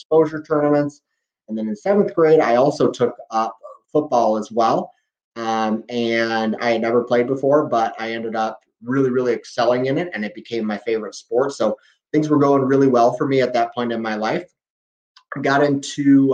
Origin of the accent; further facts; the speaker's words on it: Valparaiso, Indiana, United States; I'm from Valparaiso, Indiana, which is right up in the northwest corner, right near Chicago